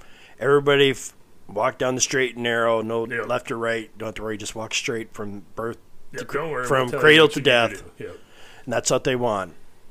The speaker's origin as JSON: {"language": "English", "region": "South Dakota", "country": "United States", "said": "we are from South Dakota."}